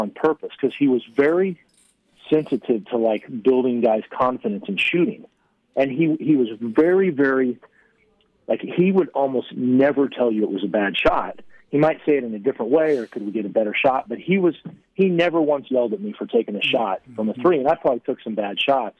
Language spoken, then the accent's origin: English; the Bay Area, California, United States; growing up in the Bay Area watching Oregon State.